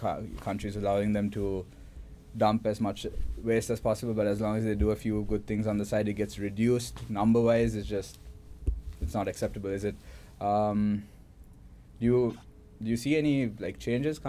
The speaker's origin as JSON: {"language": "English", "country": "Sri Lanka", "moved": "yes", "lives_now": "Melbourne, Australia", "said": "I'm from Sri Lanka"}